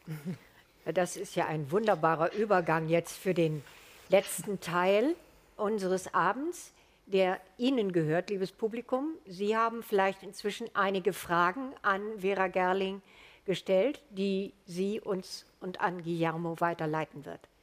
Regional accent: Germany; als Deutsche

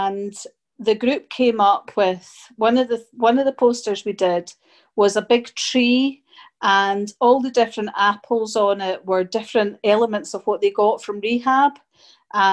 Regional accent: Edinburgh, Scotland, United Kingdom; also born or lived in Germany / Glasgow; I moved to Germany when I was small and then I came back to Scotland and I've been in Scotland ever since. So I grew up in Edinburgh and then I moved to Glasgow

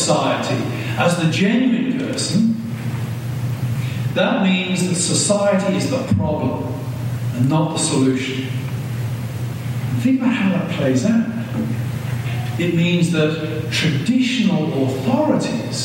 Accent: United Kingdom; moved away as an adult; now in United States; a word that we did not have the equivalent of in Britain

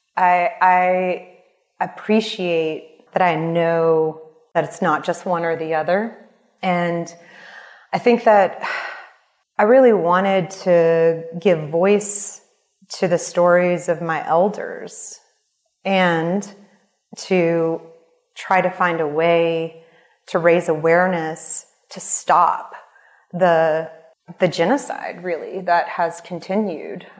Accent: New Orleans, Louisiana, United States; I was born in Bolbuncha which is at the end of the Mississippi River. And most people know this place as New Orleans

